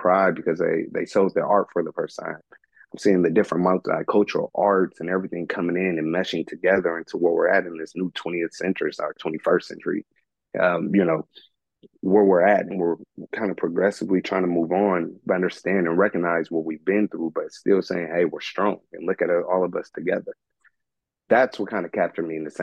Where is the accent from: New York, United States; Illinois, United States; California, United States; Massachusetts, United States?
California, United States; Vallejo; growing up in Vallejo